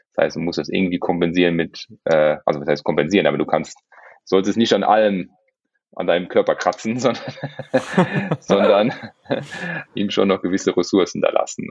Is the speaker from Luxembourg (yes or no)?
yes; Luxembourg; ich bin Luxemburger